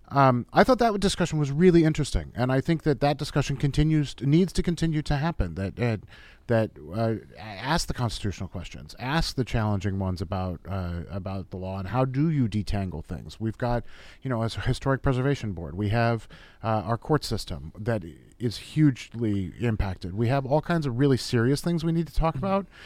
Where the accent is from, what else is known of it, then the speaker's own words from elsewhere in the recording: Southern California, United States; I grew up in Southern California